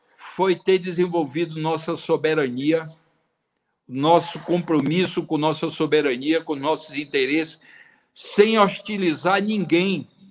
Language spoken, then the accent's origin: Portuguese; Brazil